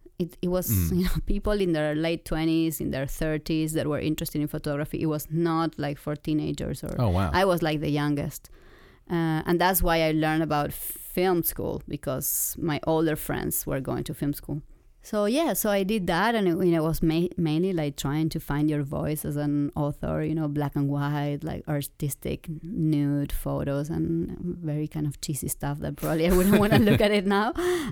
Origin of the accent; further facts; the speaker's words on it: Argentina; This was in Argentina. I'm from Argentina.